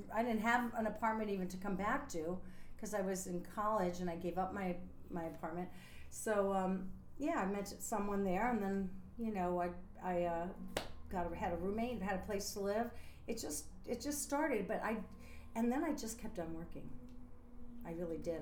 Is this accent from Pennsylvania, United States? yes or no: yes; a small town outside of Scranton, Pennsylvania, United States; moved away as an adult; also born or lived in New York; I'm from a small town outside of Scranton, Pennsylvania